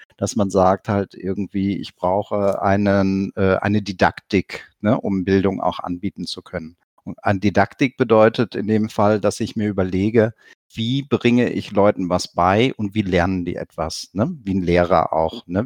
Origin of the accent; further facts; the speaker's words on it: near Cologne, North Rhine-Westphalia, Germany; ich komme selber aus der Nähe von Köln